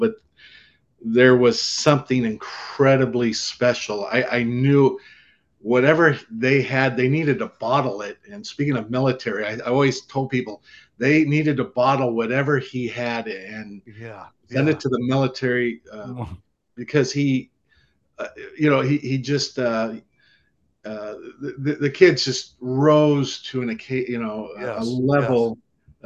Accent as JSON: {"language": "English", "town": "Santa Barbara", "region": "California", "country": "United States", "tie": "born or raised there", "also_born_or_lived": "Hollywood, California", "said": "I grew up in Southern California and born in Hollywood"}